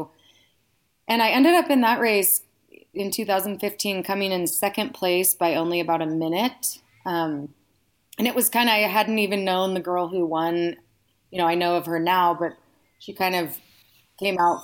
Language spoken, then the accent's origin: English; the Bay Area, California, United States; moved away as an adult; now in Reno, United States; I'm originally from the Bay Area